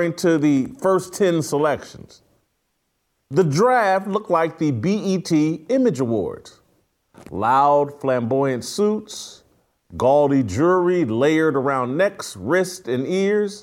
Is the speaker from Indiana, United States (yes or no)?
yes; Indianapolis, Indiana, United States; my hometown Colts